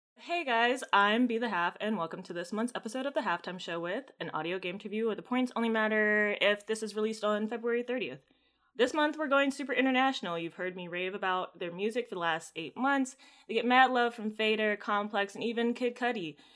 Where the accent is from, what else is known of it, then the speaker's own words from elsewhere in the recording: United States; I'm American